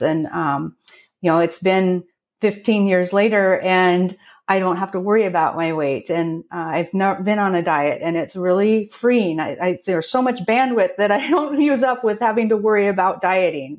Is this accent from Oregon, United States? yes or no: yes; Portland, Oregon, United States; now in Snoqualmie Valley, United States; I grew up outside of Portland, Oregon.